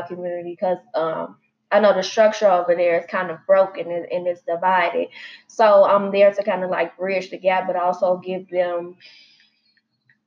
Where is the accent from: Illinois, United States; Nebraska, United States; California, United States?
Illinois, United States; Chicago; as a Black teen growing up on the West Side of Chicago